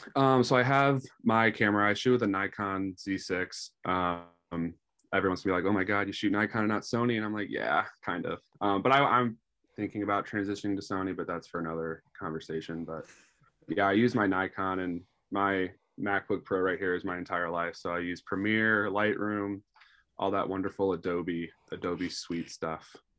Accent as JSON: {"language": "English", "town": "St. Louis", "region": "Missouri", "country": "United States", "tie": "born or raised there", "said": "born and raised in Saint Louis"}